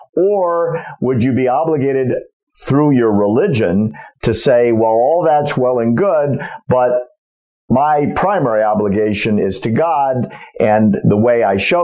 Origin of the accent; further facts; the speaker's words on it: United States; an American who was born and raised here